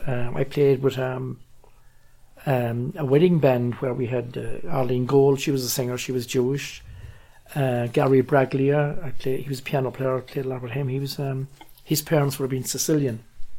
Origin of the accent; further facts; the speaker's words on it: Ireland; moved away as an adult; also born or lived in New York / Boston; I said, "I'm from Ireland."